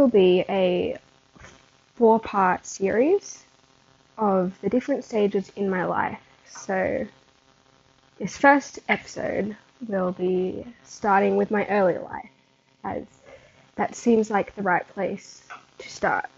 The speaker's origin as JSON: {"language": "English", "country": "Australia", "tie": "born or raised there", "said": "being born in March and living in Australia, I could choose if I wanted to start school when I was 4"}